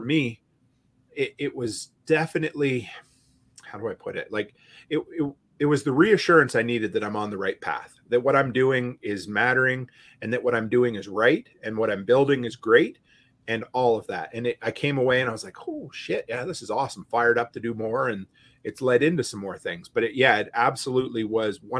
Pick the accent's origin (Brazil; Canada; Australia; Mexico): Canada; moved away; I'm still Canadian